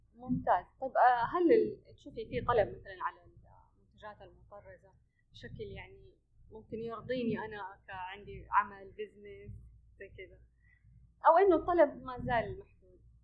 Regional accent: Saudi Arabia; هنا عندنا في السعوديه

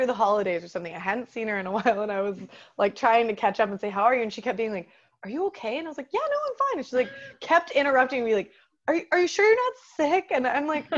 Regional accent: Texas, United States; moved away as an adult; also born or lived in France; I'm from freaking Texas

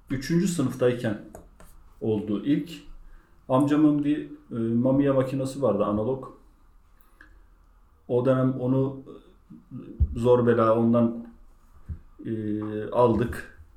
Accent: Bigadiç, Balıkesir, Turkey; 1983 Bigaliç Balıkesir doğumluyum.

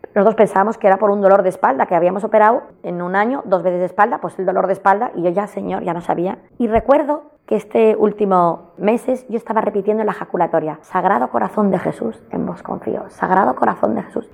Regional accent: Barcelona, Catalonia, Spain; aquí de Barcelona

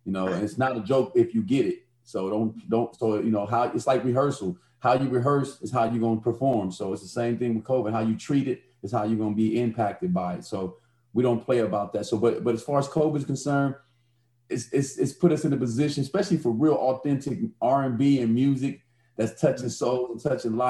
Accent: Chicago, Illinois, United States; I grew up in Chicago, so I'm in some of the poorest housing developments in the nation

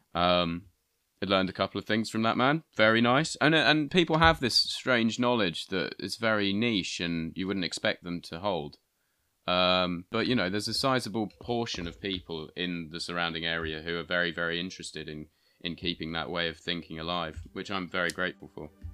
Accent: Bury St Edmunds, East of England, United Kingdom; I'm from Bury Saint Edmunds

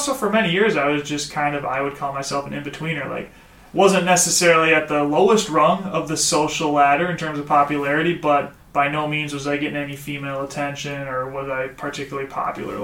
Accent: Osseo, Minnesota, United States; also born or lived in China; I grew up in Osseo, Minnesota, the big city.

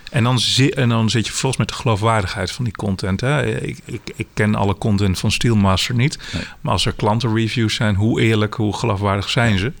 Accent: Zwolle, Overijssel, Netherlands; als Zwollenaar, ik woon zelf ook in Zwolle

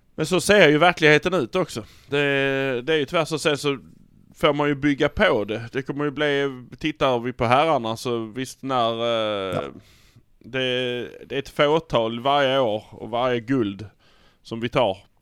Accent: Malmö, Skåne, Sweden; vi är från Malmö

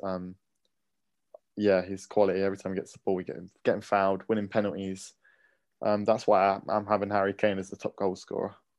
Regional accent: England, United Kingdom

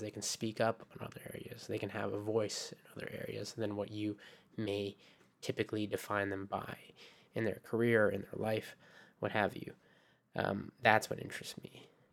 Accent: Japan; also born or lived in Philippines; Japan, which is my home

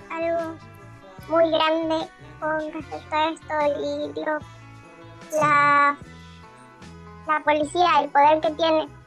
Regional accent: Tucumán, Argentina; yo me crié en Tucumán

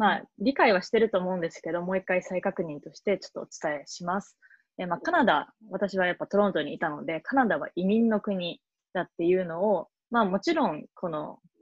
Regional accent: Tokyo, Japan; moved away as an adult; also born or lived in Toronto, Canada; now in Boston, United States; 東京都出身東京で生まれ育ったいわゆる純ジャパ

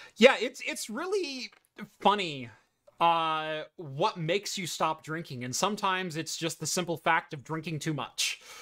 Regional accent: Eugene, Oregon, United States; I grew up in the Eugene Springfield metro area, um, of Oregon.

